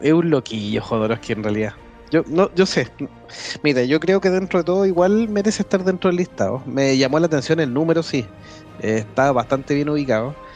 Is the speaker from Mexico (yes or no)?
no; Chile; nos preguntó dónde éramos, y cuando le dije Chile